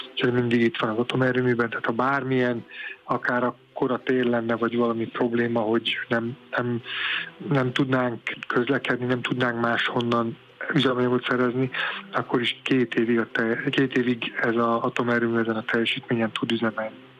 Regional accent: Paks, Tolna, Hungary; mi egy őspaksi család vagyunk nagyon régóta, és amikor az atomerőmű épült, akkor én az atomerőmű sportegyesületbe kezdtem el sportolni, és már egészen fiatalon már mondták, ú, itt a biztos sugárszó, mert hogy én paksi vagyok

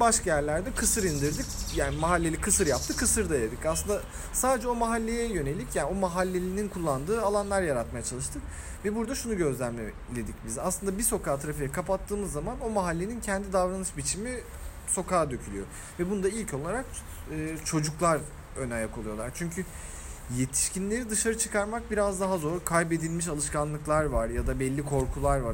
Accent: Ankara, Turkey; moved away as an adult; now in Istanbul, Turkey; biz İstanbul Ankara'da nispeten biraz daha sokaklarda büyümüş insanlarız

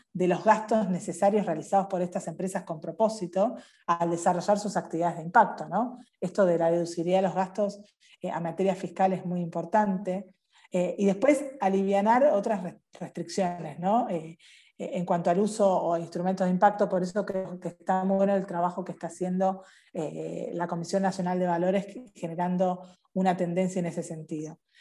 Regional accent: Argentina; nos pasa como argentinos

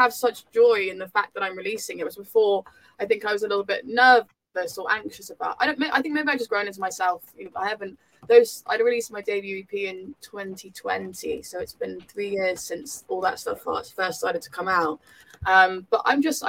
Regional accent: South Devon, South West England, United Kingdom; I was from South Devon

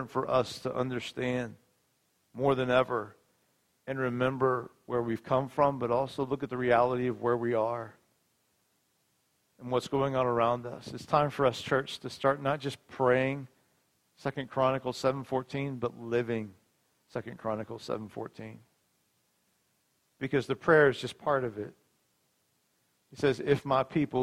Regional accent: United States; I'm American to the core, and I love this place. I'm so glad God put me here

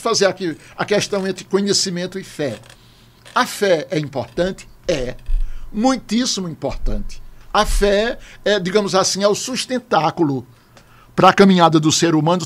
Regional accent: Camalaú, Paraíba, Brazil; moved away as an adult; voltar para a minha terra, para fundar a escola

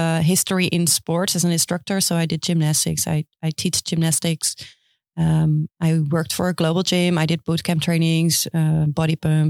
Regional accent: Houten, Utrecht, Netherlands; I am from Houten

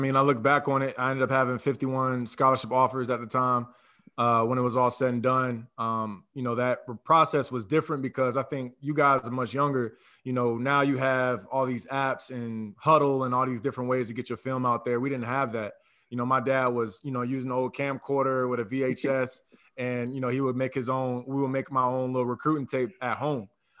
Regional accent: Virginia Beach, Virginia, United States; I'm from Virginia Beach, Virginia. Shout out to the 757 where I come from.

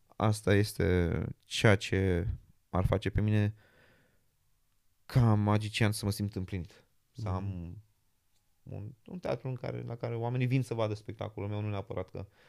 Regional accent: Romania; now in London, United Kingdom; sunt român

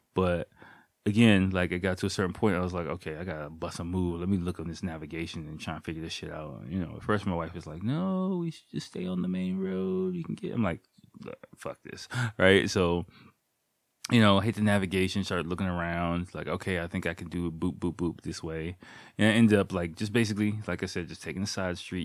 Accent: United States; moved away as an adult; now in Japan; as an American person

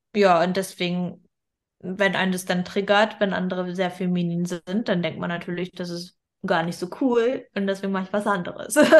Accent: Germany; wir sind in Deutschland geboren

